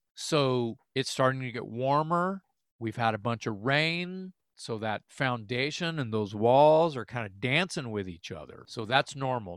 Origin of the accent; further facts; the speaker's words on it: the South, United States; we're from South